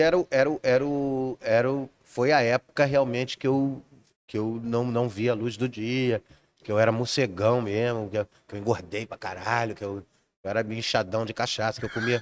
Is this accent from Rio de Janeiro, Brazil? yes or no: yes; Rio de Janeiro, Brazil; also born or lived in Juiz de Fora, Minas Gerais; eu nasci em Juiz de Fora, mas com 20 dias de nascido eu vim pra Vila da Penha.